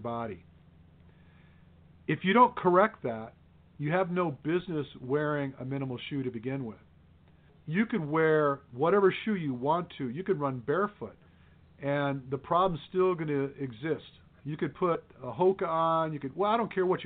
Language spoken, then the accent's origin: English; Detroit, Michigan, United States; I came from Detroit